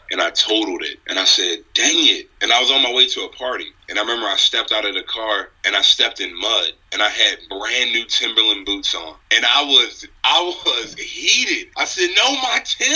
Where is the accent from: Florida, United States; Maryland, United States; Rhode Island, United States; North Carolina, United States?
Maryland, United States; I'm from Maryland